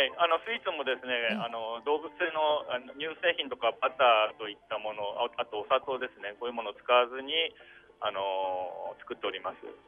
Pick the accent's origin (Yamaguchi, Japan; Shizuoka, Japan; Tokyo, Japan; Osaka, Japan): Tokyo, Japan; moved away as an adult; now in Kurume, Japan; もともと東京生まれ、東京育ちで